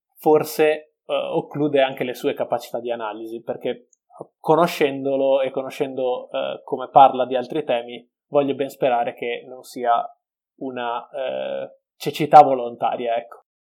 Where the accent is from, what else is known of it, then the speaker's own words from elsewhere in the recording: Veneto, Italy; essendo veneto